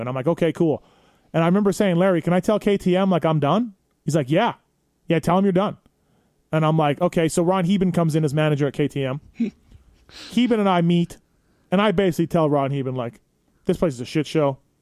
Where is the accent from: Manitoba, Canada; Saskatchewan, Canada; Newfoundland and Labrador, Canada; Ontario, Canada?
Manitoba, Canada; moved away as an adult; also born or lived in San Diego, United States / Anaheim, United States; now in United States; me being Canadian and being in America